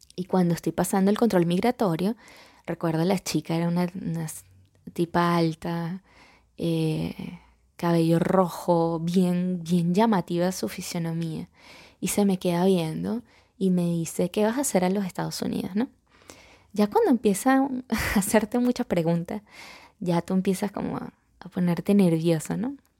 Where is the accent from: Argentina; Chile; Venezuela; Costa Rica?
Venezuela